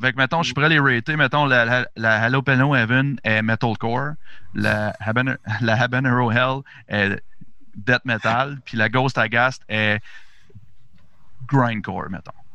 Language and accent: French; Gatineau, Quebec, Canada; nous autres, on est de Gatineau